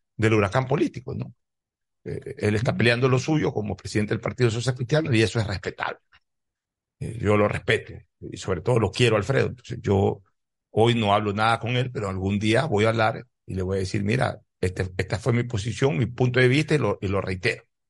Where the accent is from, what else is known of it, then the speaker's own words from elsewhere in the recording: Guayaquil, Guayas, Ecuador; Guayaquil no solamente que es mi ciudad natal